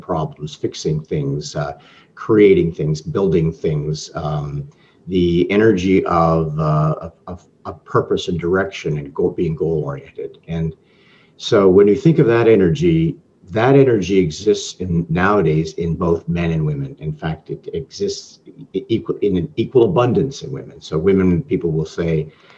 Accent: Toronto, Ontario, Canada; I'm Canadian, I'm from Toronto.

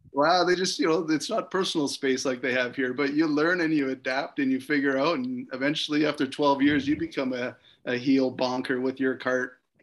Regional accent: Canada; I'm from Canada.

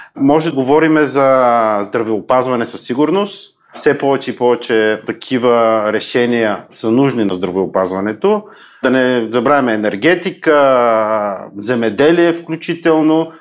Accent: Bulgaria; като българин

